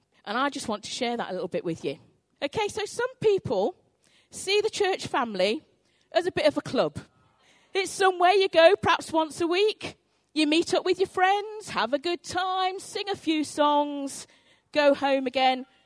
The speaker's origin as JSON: {"language": "English", "area": "North Devon", "region": "South West England", "country": "United Kingdom", "tie": "born or raised there", "said": "when I was growing up in North Devon, my mum owned a sweet shop"}